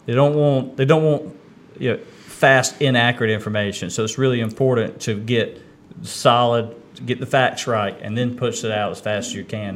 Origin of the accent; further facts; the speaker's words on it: Kinston, North Carolina, United States; I grew up here in Kinston